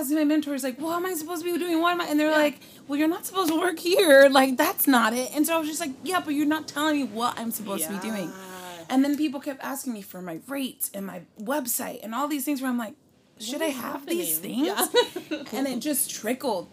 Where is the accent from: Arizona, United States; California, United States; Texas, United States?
California, United States; Richmond; moved away as an adult; now in Los Angeles, United States; I am born and raised in Richmond area